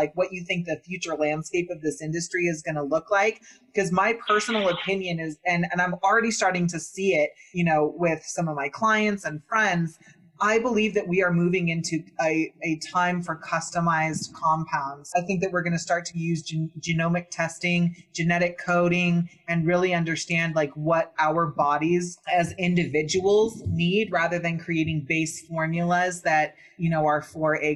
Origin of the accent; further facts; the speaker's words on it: Northern California, United States; also born or lived in Santa Cruz, California / Humboldt County, California; I was born in Santa Cruz, grew up in Northern California